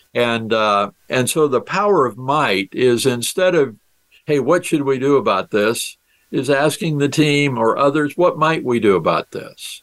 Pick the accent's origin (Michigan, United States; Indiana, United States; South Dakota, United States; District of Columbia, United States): South Dakota, United States; my home state is South Dakota and I'm a farm boy from South Dakota.